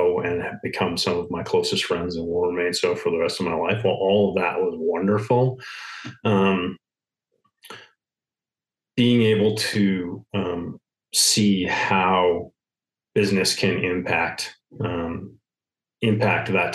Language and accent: English; Midwest, United States; Growing up in the Midwest